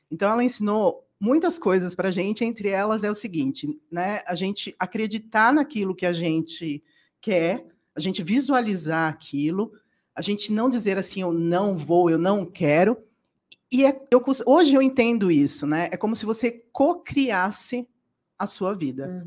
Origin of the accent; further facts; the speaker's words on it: São Paulo, Brazil; also born or lived in Serra Talhada, Pernambuco, Brazil / Germany; eu nasci lá e fui criada em São Paulo